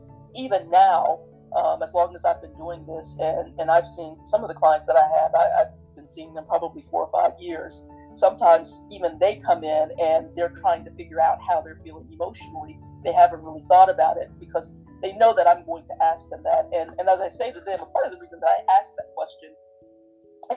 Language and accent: English; the South, United States; my life growing up in the South